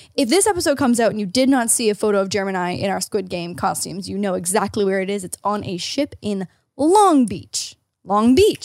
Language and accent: English; Ontario, Canada; As an Ontarian